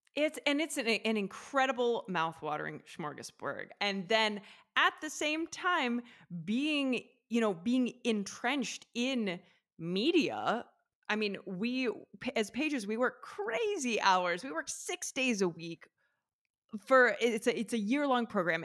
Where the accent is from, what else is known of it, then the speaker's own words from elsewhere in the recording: Athens, Ohio, United States; moved away as an adult; also born or lived in New York City; now in Italy; I'm from the Midwest. I'm from a small town in Ohio, Athens, Ohio